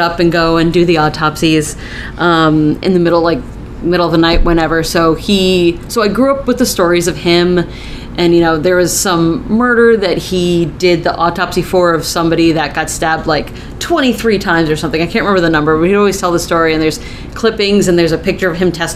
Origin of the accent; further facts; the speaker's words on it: Connecticut, United States; moved away as an adult; also born or lived in Vermont; I'm originally from Connecticut